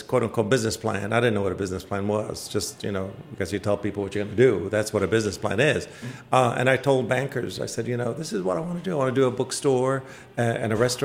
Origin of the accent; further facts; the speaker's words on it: Iraq; now in Washington, United States; I lived in Washington for most of my life. I come originally from Iraq. I'm an immigrant